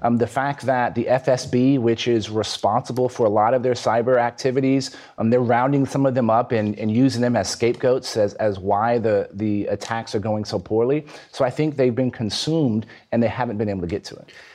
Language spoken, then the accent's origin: English; Texas, United States; my home state of Texas